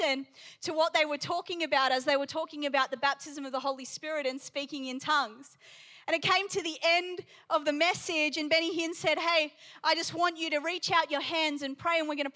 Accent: Palmerston North, Manawatū-Whanganui, New Zealand; also born or lived in England; I was born in England to a Persian father, Irish mother, and we moved to New Zealand when I was 2 years old. When I was 5 years old in Palmerston North, New Zealand

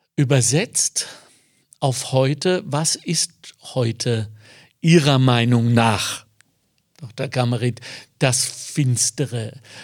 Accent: Ruhr area, North Rhine-Westphalia, Germany; now in Lower Austria, Austria; ich bin so aufgewachsen, ich komme aus dem Ruhrgebiet

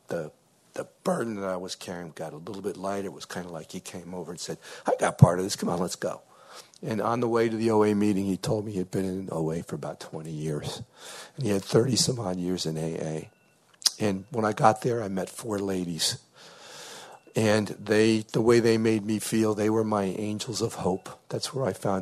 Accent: New Haven, Connecticut, United States; I'm from New Haven, Connecticut

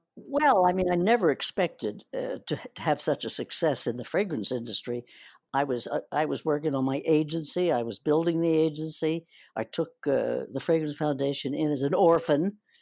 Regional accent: New Jersey, United States; moved away as an adult; also born or lived in Philadelphia / Atlantic City / New York; I'm a New Jersey girl up till getting out of the high school

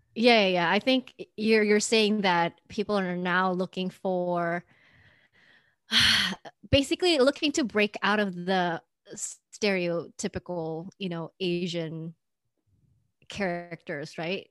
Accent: Indonesia; now in United States; growing up in Indonesia

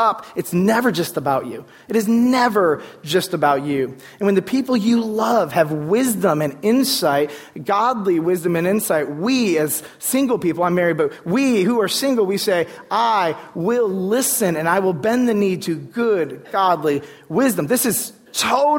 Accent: United States; growing up in American culture

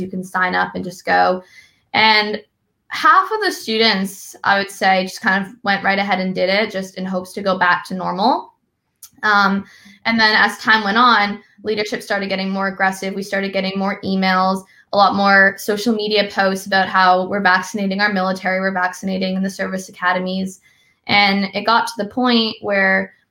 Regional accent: Massachusetts, United States; I'm from Massachusetts where we don't talk much about the military

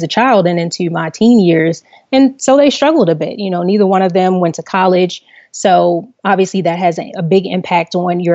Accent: Baltimore, Maryland, United States; I grew up in Baltimore City, on the northeast side of Baltimore City.

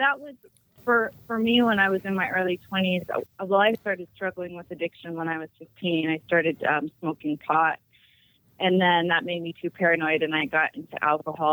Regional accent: Utah, United States; I'm from Utah

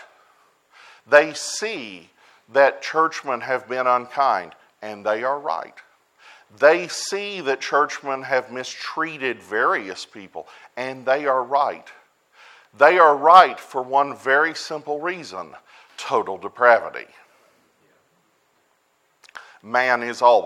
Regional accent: United States; I'm an American

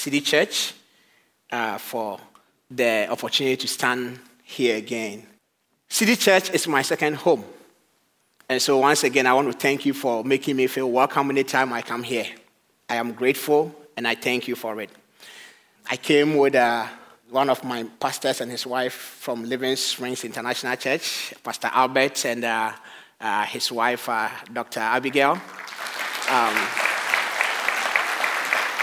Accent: Ghana; moved away as an adult; now in Madison, United States; I am originally from Ghana in West Africa. And by the grace of God, I relocated here

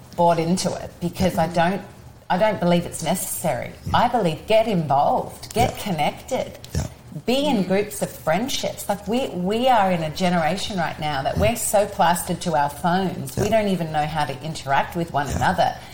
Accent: Australia; now in United States; I'm Australian

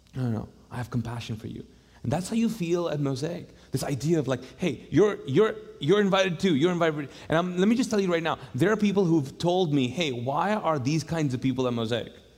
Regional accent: Kuwait; now in Charlotte, United States; I grew up in the Middle East

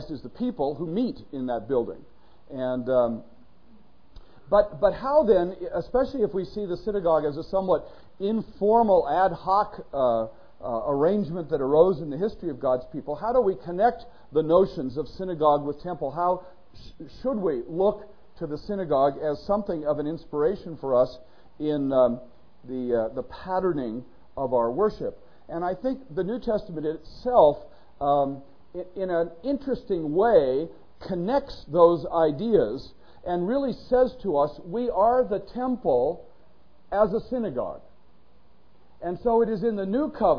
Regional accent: Northern California, United States; when I was growing up in Northern California

